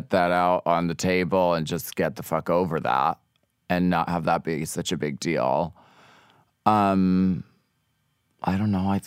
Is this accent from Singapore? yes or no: no; Pennsylvania, United States; And I'm from Pennsylvania, so like I could drink pretty much anyone under the table.